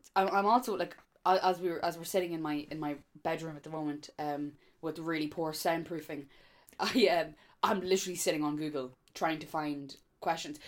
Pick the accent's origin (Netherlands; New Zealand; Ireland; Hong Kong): Ireland; Dundalk, Leinster; I'm from Dundalk.